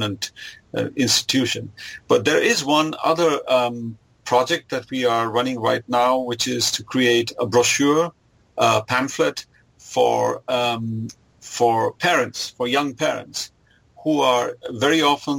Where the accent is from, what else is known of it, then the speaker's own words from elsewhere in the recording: India; now in Germany; I was born in Germany, but I grew up in India.